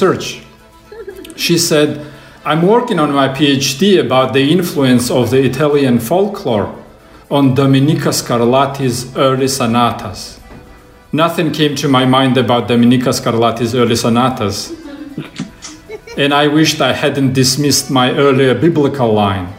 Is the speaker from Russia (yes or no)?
yes; Russia; moved away as an adult; now in United States; I'm from Russia